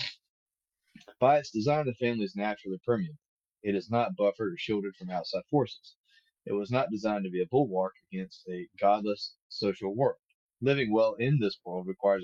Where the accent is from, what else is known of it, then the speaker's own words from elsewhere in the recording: the American South, United States; as Southerners ourselves